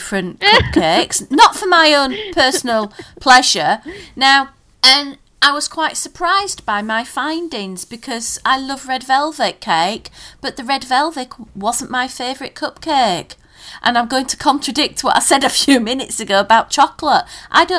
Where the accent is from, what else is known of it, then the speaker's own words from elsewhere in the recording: Yorkshire and the Humber, United Kingdom; we're from Yorkshire